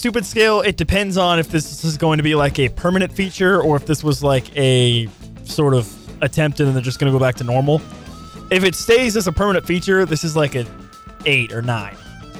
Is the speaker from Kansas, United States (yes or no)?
yes; Wichita, Kansas, United States; I'm from Wichita.